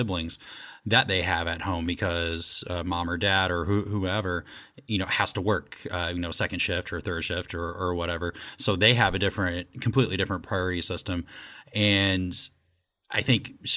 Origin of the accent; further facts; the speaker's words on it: Indianapolis, Indiana, United States; I'm actually from Indianapolis